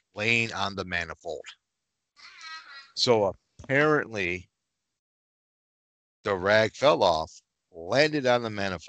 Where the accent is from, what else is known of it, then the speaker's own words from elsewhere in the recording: Michigan, United States; we're from Michigan and it's pronounced Myers, not Meyer.